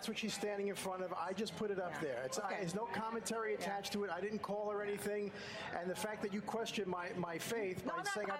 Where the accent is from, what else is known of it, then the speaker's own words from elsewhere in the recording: New York City, New York, United States; I'm a guy from Brooklyn.